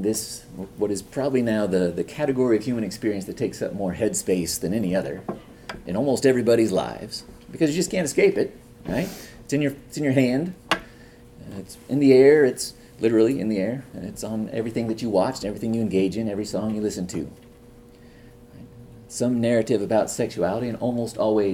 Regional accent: Northern California, United States; moved away as an adult; also born or lived in Oklahoma; now in Chicago, United States; I grew up in California, Northern California.

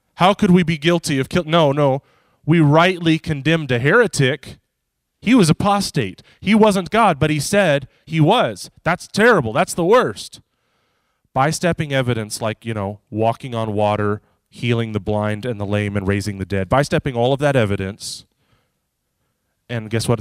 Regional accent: United States; I'm an American.

